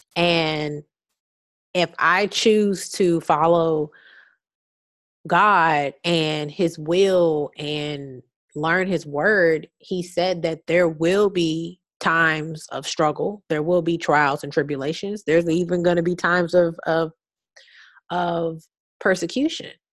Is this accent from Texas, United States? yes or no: yes; Houston, Texas, United States; I'm from Houston